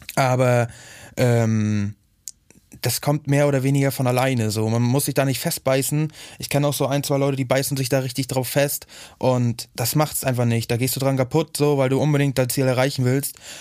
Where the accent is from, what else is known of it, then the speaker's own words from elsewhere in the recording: Hagenow, Mecklenburg-Vorpommern, Germany; moved away; ursprünglich komme ich eigentlich aus Hagenow, so, das ist halt in Mecklenburg-Vorpommern